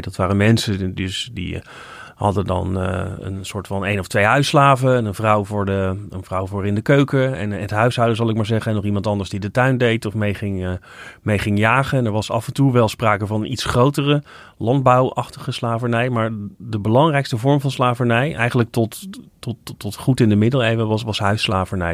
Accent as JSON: {"language": "Dutch", "country": "Netherlands", "said": "als Nederlander"}